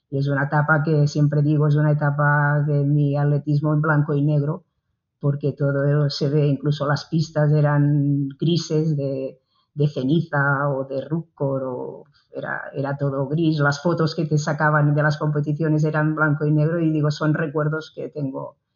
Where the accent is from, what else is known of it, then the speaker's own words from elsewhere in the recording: Manresa, Catalonia, Spain; Bueno, pues yo soy de Manresa, pues de una ciudad del centro de Cataluña, el corazón de Cataluña, el cor de Cataluña.